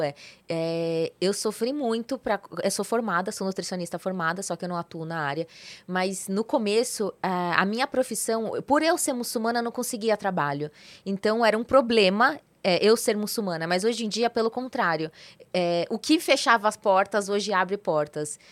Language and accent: Portuguese; São Paulo, Brazil; moved away as an adult; also born or lived in Santa Catarina; Na verdade eu sou de São Paulo, sou paulista